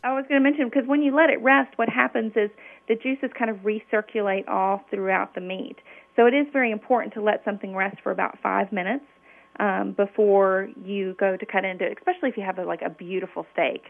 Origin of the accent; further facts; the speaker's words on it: Memphis, Tennessee, United States; I grew up in Memphis, Tennessee, which is the land of barbecue.